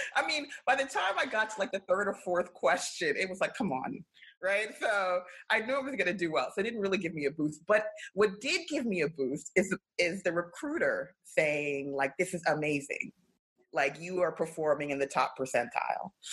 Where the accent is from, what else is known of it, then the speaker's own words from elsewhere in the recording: New York City, New York, United States; I grew up in South Mid, which was the neighborhood adjacent to East Flatbush.